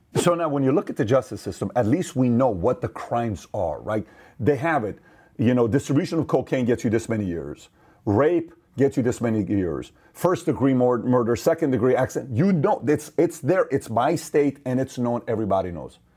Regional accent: Iran; now in United States; Assyrian, born in Iran, and made in America

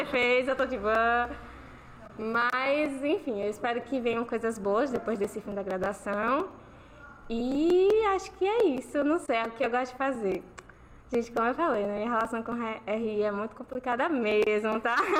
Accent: Bahia, Brazil; now in Sergipe, Brazil; Eu também não sou daqui, sou da Bahia

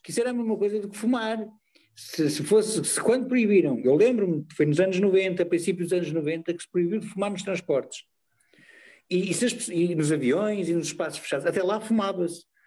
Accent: Porto, Norte, Portugal; now in Lisbon, Portugal; Eu quando vim para Lisboa morar, que eu sou do Porto

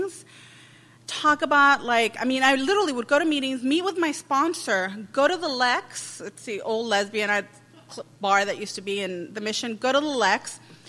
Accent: Los Angeles, California, United States; I'm from East LA.

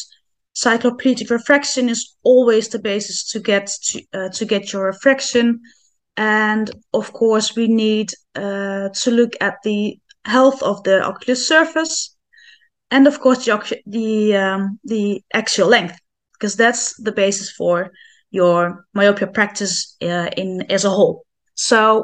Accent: Netherlands; I'm from the Netherlands.

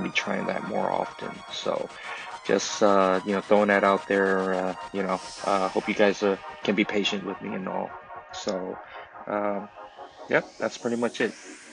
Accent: Oakland, California, United States; first language Chinese; English is a second language; I grew up, born and raised in Oakland

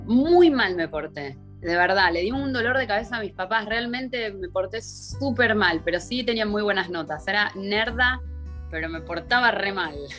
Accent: Buenos Aires, Argentina; moved away as an adult; muy cerquita del obelisco, súper porteña en Buenos Aires. Eh, me crié ahí

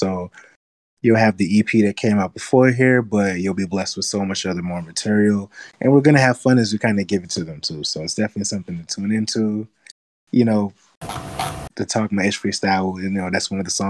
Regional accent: New Mexico, United States; I'm from New Mexico

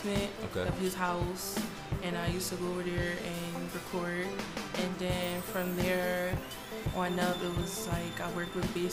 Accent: Philadelphia, Pennsylvania, United States; I'm a singer from Philadelphia, PA.

